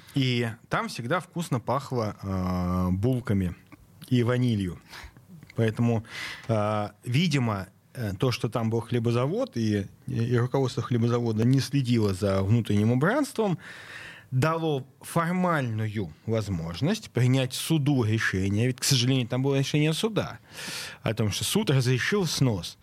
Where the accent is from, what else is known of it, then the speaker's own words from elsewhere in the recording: Saint Petersburg, Russia; я как петербуржец